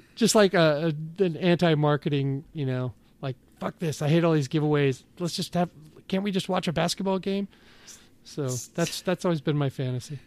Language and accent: English; Seattle, Washington, United States; growing up in Seattle, you know, my mom smoked